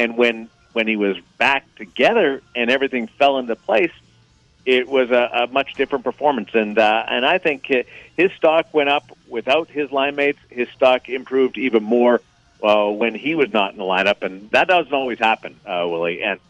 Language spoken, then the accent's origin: English; Manitoba, Canada; Well, he worked in Winnipeg, and I'm from Manitoba, so we're both big Bomber fans.